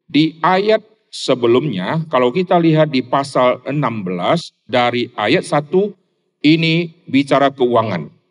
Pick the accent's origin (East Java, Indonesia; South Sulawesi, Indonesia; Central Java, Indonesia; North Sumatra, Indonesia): North Sumatra, Indonesia; Rantau Prapat; born there; saya dilahirkan di Sumatera Utara, dari kota Medan kira-kira masih 300-an kilo di kota Rantau Prapat.